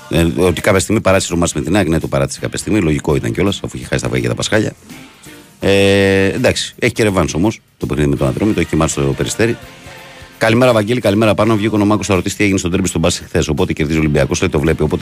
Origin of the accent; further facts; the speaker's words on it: Servia, Western Macedonia, Greece; Λοιπόν, εγώ ξέρεις, είμαι από τα Σέρβια, έτσι.